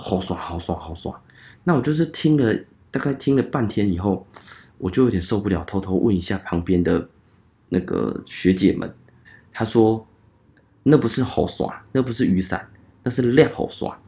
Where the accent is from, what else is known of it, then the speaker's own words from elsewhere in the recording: Changhua County, Taiwan; 我是彰化人